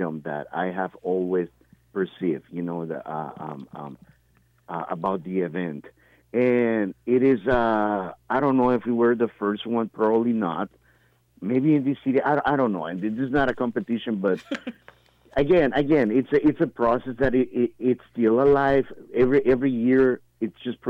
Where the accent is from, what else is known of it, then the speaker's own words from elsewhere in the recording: Nicaragua; moved away; I'm from Nicaragua